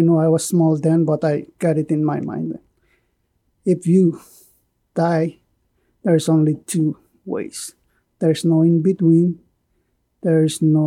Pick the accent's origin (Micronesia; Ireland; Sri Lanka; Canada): Micronesia; Pohnpei; moved away; I was born in Ponape